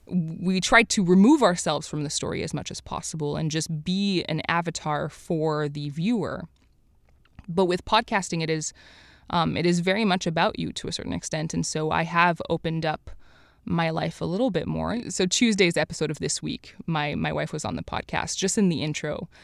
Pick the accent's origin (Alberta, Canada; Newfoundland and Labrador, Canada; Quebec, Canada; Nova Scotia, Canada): Quebec, Canada; Montreal; I grew up in Montreal